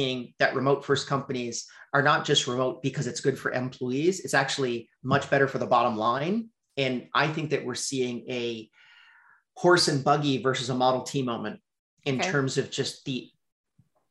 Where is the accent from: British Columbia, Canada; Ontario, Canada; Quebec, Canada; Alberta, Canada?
Quebec, Canada; Montreal; I'm from Montreal, Canada.